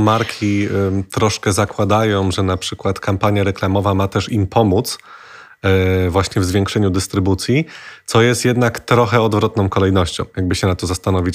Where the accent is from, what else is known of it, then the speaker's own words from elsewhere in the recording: Kraków, Lesser Poland, Poland; ja z Krakowa jestem